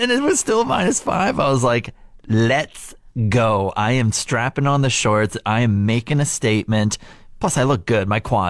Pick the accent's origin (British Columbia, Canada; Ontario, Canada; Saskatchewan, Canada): Saskatchewan, Canada; Regina; moved away; I grew up in Regina, Saskatchewan